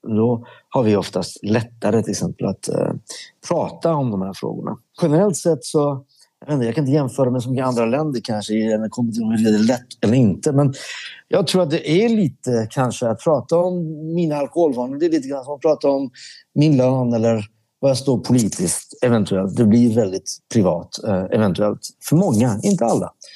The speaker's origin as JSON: {"language": "Swedish", "country": "Sweden", "tie": "born or raised there", "also_born_or_lived": "Iran", "said": "jag växte upp med i Sverige"}